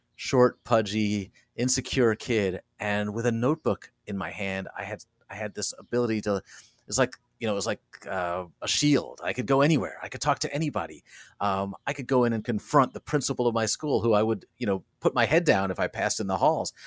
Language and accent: English; Rockland County, New York, United States; I went to work for my hometown paper, the Rockland County Journal News